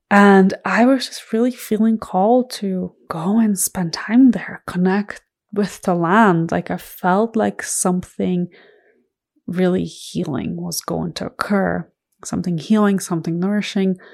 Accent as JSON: {"language": "English", "country": "Ireland", "tie": "born or raised there", "said": "my immediate family, so my parents and my siblings, live in Ireland. And I grew up in Ireland from the age of 12. I went to high school there."}